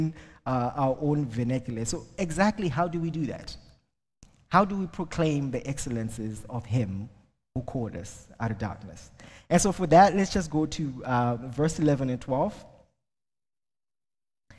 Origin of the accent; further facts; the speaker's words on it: Zimbabwe; first language Shona; English is a second language; moved away as an adult; now in Ireland; I'm originally from Zimbabwe